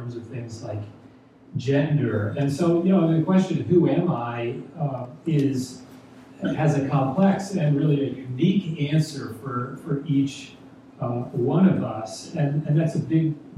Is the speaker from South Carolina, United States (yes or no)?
no; Texas, United States; moved away as an adult; now in New Jersey, United States; I was born and raised in Texas, so I might say that I'm a Texan, although I've lived in New Jersey now longer than I lived in Texas